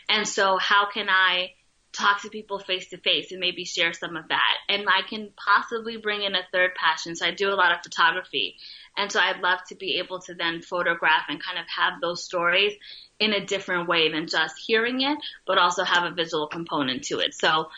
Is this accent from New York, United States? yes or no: yes; Bronx, New York, United States; But I would not trade anything growing up in the Bronx. Like, I absolutely loved it.